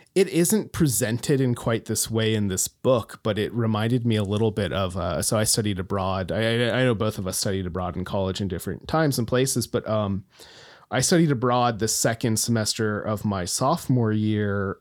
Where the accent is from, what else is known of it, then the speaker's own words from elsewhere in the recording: Homer, Alaska, United States; moved away as an adult; Homer, my hometown